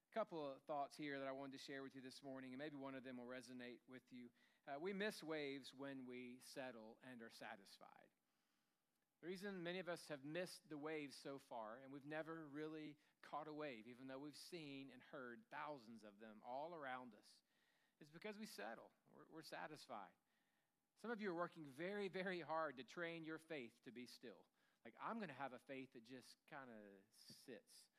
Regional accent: Tennessee, United States; I grew up in Tennessee

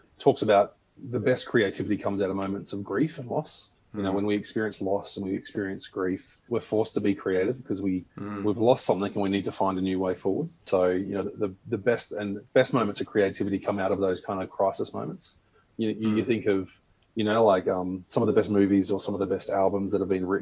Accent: South Australia, Australia; moved away as an adult; now in Queensland, Australia; I'm originally from South Australia, actually, so a bit closer to you, maybe. Yeah, a bit closer. Grew up there in a farm, but I've been in Queensland now for a long time, almost 13 years

